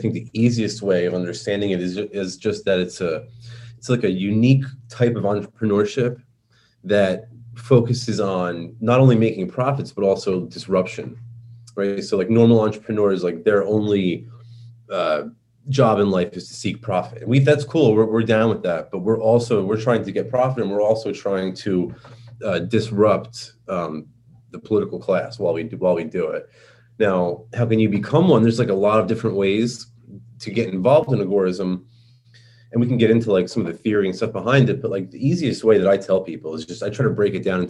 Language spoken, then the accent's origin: English; New York, United States; accent: New York; I speak with my New York accent